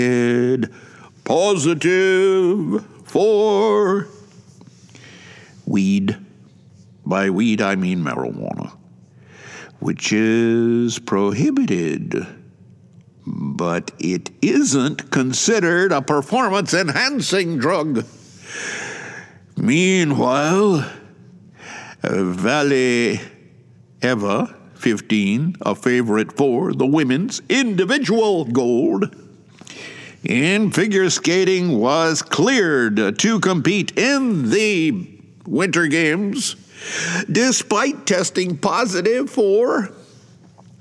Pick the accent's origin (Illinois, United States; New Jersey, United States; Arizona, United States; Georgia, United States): Georgia, United States; Atlanta; moved away as an adult; now in Shizuoka, Japan; Originally, I'm from Atlanta, Georgia, USA